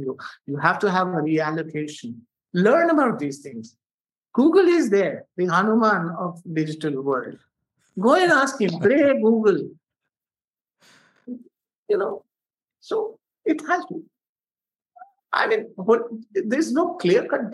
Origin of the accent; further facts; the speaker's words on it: India; being an Indian